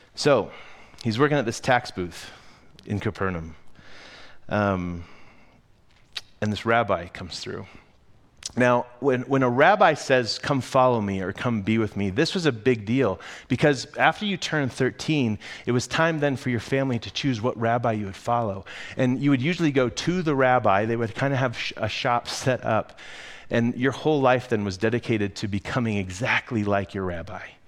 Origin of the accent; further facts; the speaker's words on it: United States; I'm an American.